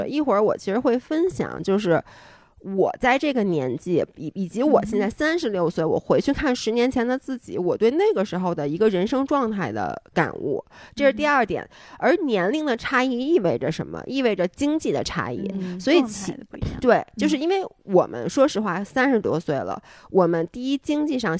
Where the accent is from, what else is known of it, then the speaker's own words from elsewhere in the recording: Beijing, China; also born or lived in Toronto; 然后我们是北京人